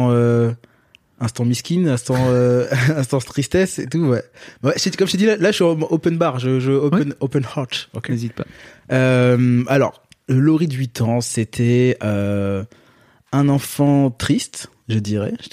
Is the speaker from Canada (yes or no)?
no; Guadeloupe, France; moi je suis je suis guadeloupéen